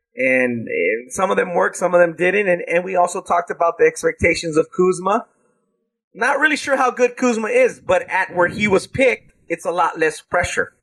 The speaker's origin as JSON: {"language": "English", "town": "South Gate", "region": "California", "country": "United States", "tie": "born or raised there", "said": "they're from my hometown"}